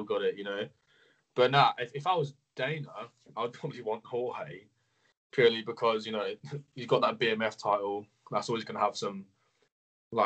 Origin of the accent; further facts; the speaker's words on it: England, United Kingdom; I'm from England. So, yeah, UK.